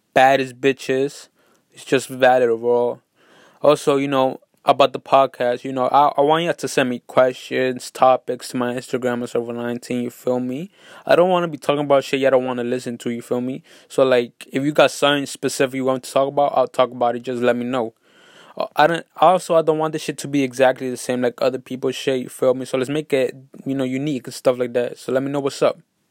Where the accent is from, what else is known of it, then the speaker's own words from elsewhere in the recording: New York City, New York, United States; I'm from New York City.